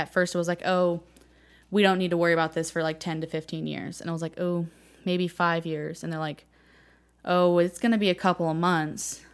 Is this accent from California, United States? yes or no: yes; Martinez, California, United States; moved away as an adult; now in Joplin, United States; I grew up in Martinez, California